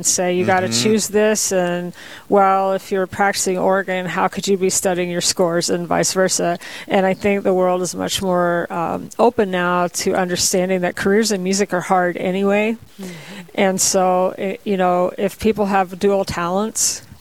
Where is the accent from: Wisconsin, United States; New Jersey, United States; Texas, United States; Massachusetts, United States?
Texas, United States; Waxahachie; moved away as an adult; also born or lived in North Dakota; now in Bismarck, United States; I'm originally from a town called Waxahachie, Texas. I grew up in Texas.